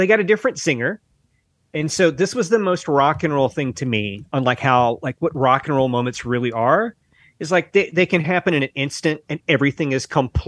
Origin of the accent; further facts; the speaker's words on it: the American South, United States; We're both from the South, Mark.